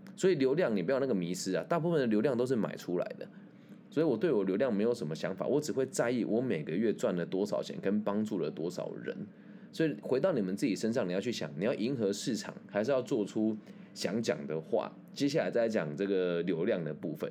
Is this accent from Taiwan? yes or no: yes; Taiwan; 像我们台湾这边